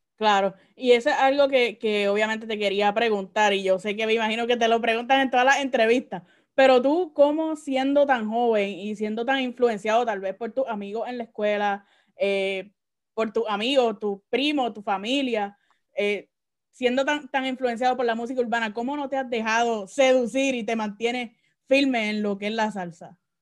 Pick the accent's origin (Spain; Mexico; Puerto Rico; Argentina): Puerto Rico; Caguas; now in Orlando, United States; yo soy de Cagua.